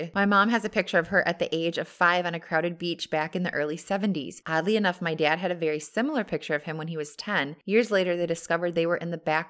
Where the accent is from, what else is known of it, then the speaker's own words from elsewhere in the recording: Texas, United States; When I was a kid growing up in Texas, we had a cute little weenie dog named Golondrina